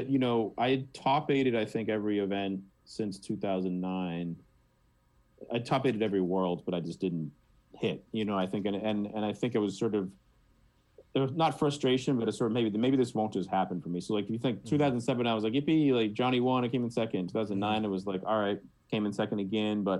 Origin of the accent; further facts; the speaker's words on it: Boston, Massachusetts, United States; I'm from Boston